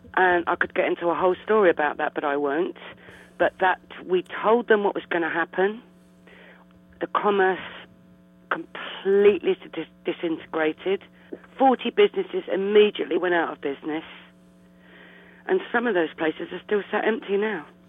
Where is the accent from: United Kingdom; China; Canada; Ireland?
United Kingdom; London; also born or lived in Blackheath, London; I actually am from Eltham